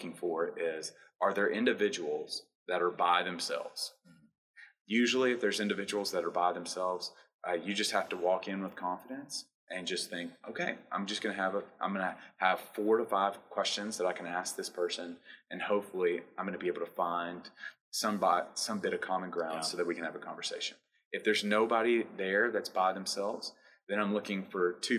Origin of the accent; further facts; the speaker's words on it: Clarksville, Tennessee, United States; moved away; that has left Clarksville, Montgomery County